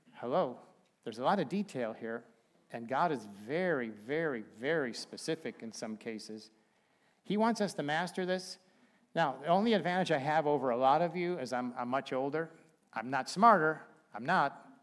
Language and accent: English; Chicago, Illinois, United States; now in Bremen, United States; we're from Chicago, so we've got some pretty warm clothes